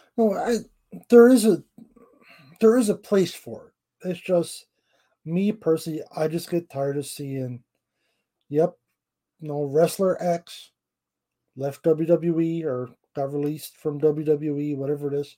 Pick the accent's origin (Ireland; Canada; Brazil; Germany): Canada; I'm Canadian